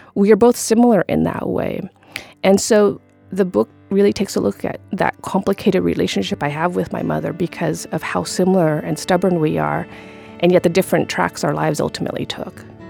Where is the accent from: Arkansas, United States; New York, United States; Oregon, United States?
Oregon, United States; Corvallis; also born or lived in Cambodia; growing up in Corvallis, Oregon. My family had escaped, uh, the war and genocide in Cambodia.